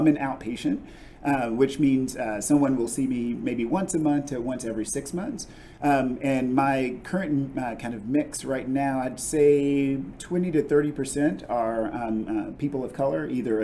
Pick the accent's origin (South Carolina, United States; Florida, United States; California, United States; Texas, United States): Texas, United States; also born or lived in Kentucky; I'm from Texas